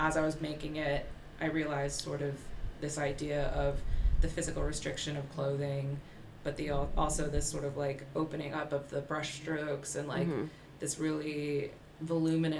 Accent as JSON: {"language": "English", "town": "Towson", "region": "Maryland", "country": "United States", "tie": "born or raised there", "also_born_or_lived": "Baltimore, Maryland", "moved": "as an adult", "lives_now": "London, United Kingdom", "said": "I'm from Baltimore, Maryland, where I grew up. Well, I grew up in Towson, which is like 8 minutes outside of it"}